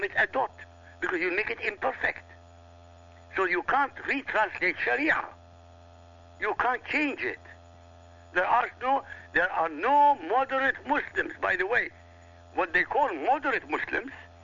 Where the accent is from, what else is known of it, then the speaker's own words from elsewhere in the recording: Iraq; first language Arabic; English is a second language; now in United States; Arabic is my mother tongue. I come from Iraq.